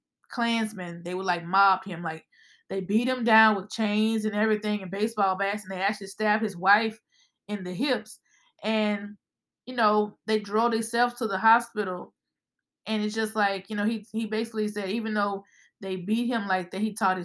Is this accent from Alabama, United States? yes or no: yes; Birmingham, Alabama, United States; We are from Birmingham, if you haven't picked up on the accents, guys. But yes, we are from the South